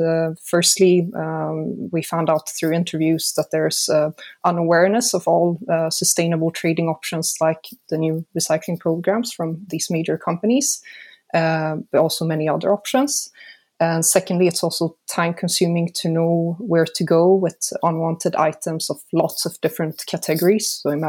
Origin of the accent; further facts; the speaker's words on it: Sweden; now in Switzerland; So I'm from Sweden, but I've lived in Switzerland most of my life.